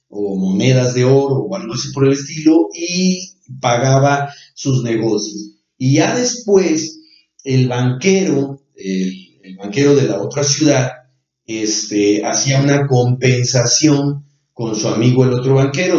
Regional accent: Mexico; nosotros como mexicanos

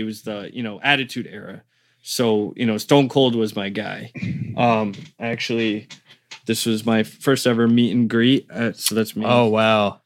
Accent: Connecticut, United States; born or raised there; also born or lived in Caringbah, Sydney, Australia / Rhode Island

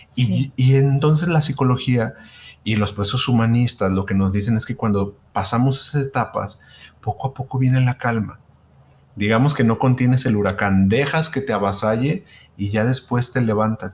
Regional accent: Guadalajara, Jalisco, Mexico; somos de Guadalajara

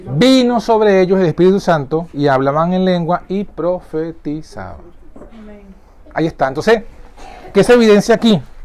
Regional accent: Venezuela; yo soy venezolano

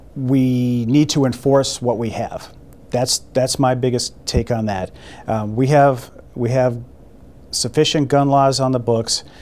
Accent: Boston, Massachusetts, United States; now in Toledo, United States; I grew up in in Boston.

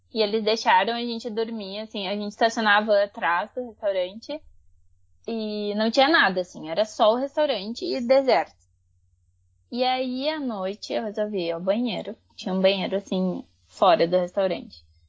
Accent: Brazil; Eu fui criada no Brasil

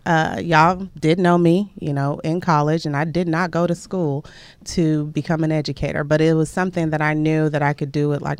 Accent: Lagos, Nigeria; moved away; I'm from Lagos, Nigeria.

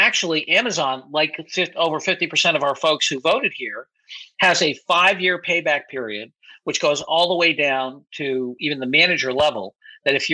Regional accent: United States; as an American business person

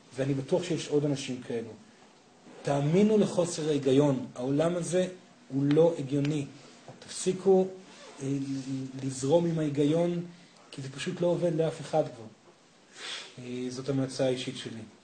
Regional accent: Israel; אני קיבוצניק

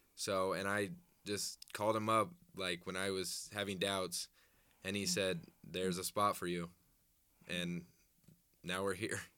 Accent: Des Moines, Iowa, United States; I'm from Des Moines, Altoona area

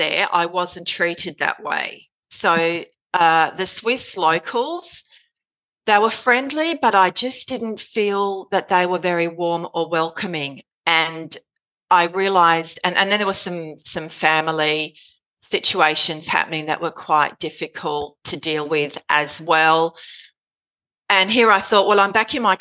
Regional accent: Australia; moved away; also born or lived in Zurich, Switzerland; I'm from Canton, Australia.

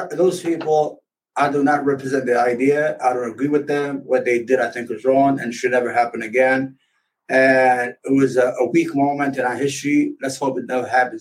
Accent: New York, United States; I grew up in New York, reading the paper

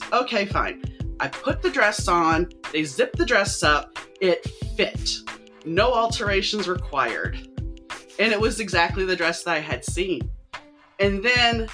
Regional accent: New Orleans, Louisiana, United States; I grew up in New Orleans

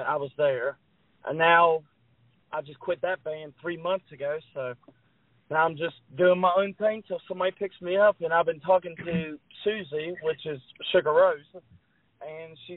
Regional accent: West Virginia, United States; I'm from West Virginia.

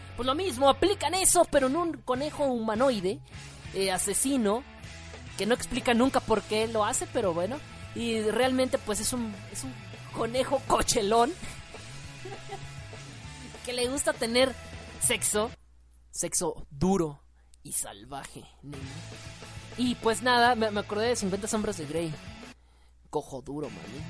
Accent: Mexico; soy mexicano

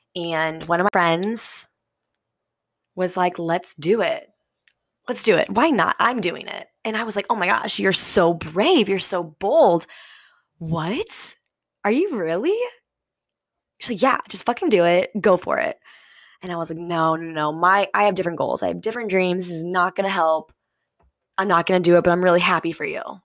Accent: St. Louis, Missouri, United States; moved away as an adult; I grew up, born and raised in Saint Louis, Missouri

